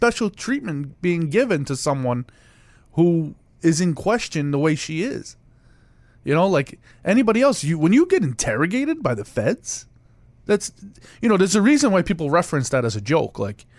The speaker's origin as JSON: {"language": "English", "country": "United States", "said": "We're from New York, New Jersey"}